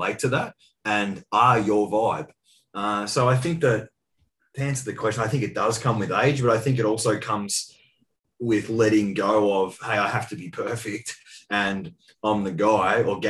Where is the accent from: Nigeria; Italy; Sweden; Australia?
Australia; Colac, Victoria; I was actually back in my hometown, for those listening. It was a little town called Colac, around about 10,000 population, about 2 hours west of Melbourne